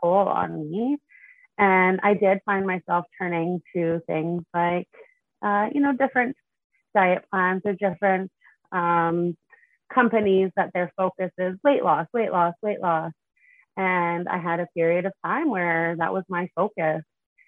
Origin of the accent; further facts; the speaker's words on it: Prince Albert, Saskatchewan, Canada; I grew up in Prince Albert, Saskatchewan. I lived there until I was 19, and then I moved to Saskatoon to go to university